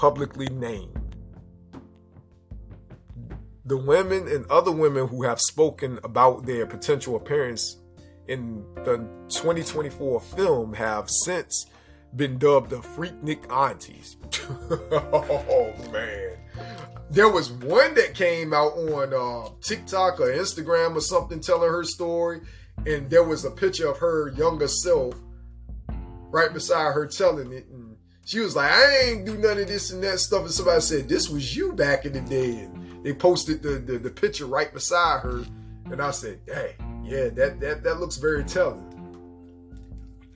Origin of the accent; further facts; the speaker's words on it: Seven Cities, Virginia, United States; I'm from the Seven Cities in Virginia. Norfolk, Virginia Beach, Newport News, Portsmouth, all